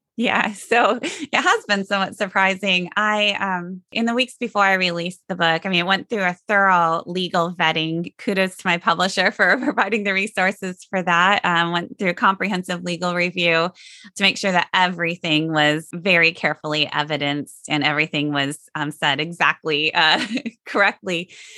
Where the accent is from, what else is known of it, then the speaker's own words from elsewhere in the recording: Sioux Center, Iowa, United States; moved away as an adult; I grew up in Sioux Center